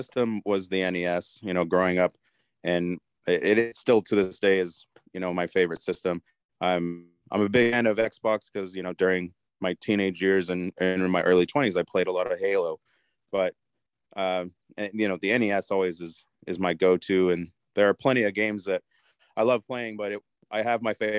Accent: New Mexico, United States; moved away as an adult; I'm originally from New Mexico. So I moved here in 2007.

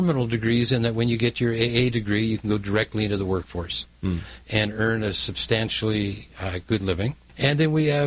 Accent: Toronto, Ontario, Canada; also born or lived in Los Angeles; now in Southern California, United States; I am from Toronto, Canada

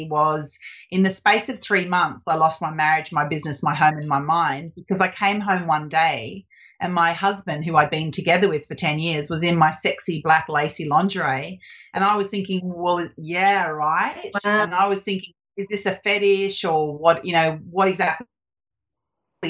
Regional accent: Australia; moved away as an adult; also born or lived in Canada; I'm Australian

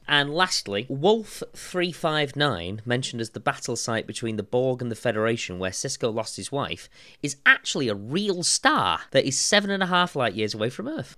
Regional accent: Warrington, North West England, United Kingdom; I'm from Warrington

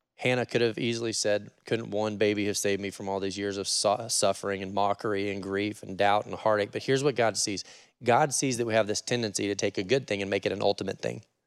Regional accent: Oregon, United States; I'm from Oregon

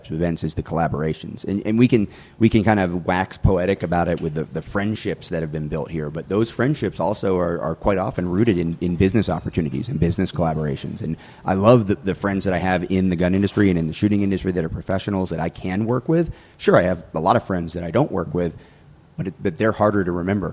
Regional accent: North Georgia, United States; moved away as an adult; now in North Carolina, United States; I graduated from high school in North Georgia

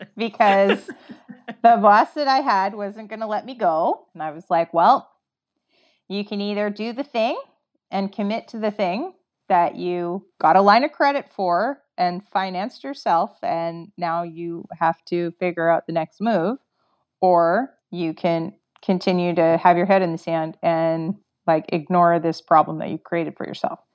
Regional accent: Canada; I'm from Canada

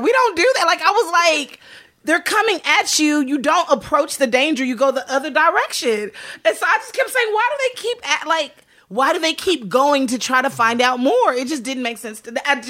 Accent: Texas, United States; I'm from Texas.

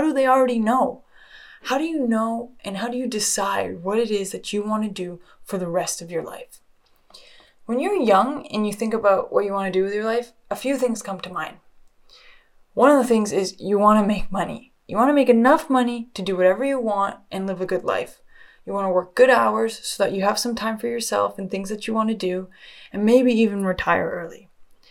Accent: just outside of Toronto, Ontario, Canada; also born or lived in Australia; I was born just outside of Toronto, Canada, and I can't lie, I've had such an amazing upbringing

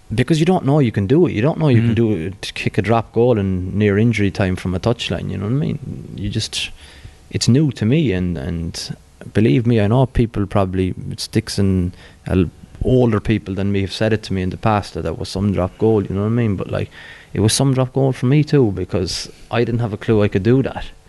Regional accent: Cork, Munster, Ireland; growing up in Bishopstown

